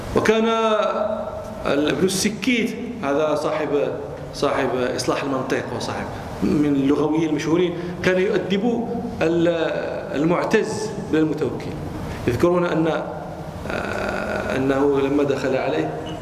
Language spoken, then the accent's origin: Arabic; Morocco; عندنا في المغرب